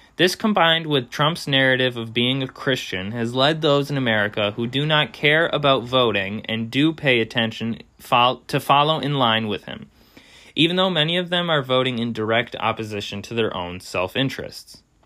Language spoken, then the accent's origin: English; United States; we as American citizens